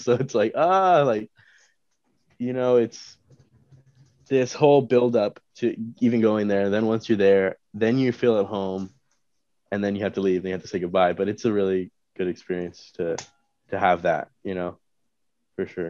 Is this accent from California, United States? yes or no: yes; Turlock, California, United States; I'm from Turlock